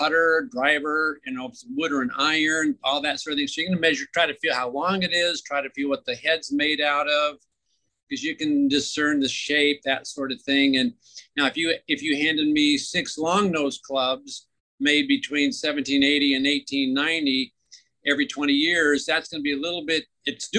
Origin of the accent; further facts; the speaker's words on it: Oak Harbor, Washington, United States; I grew up in Oak Harbor, where I was born and raised, lived there for most of my life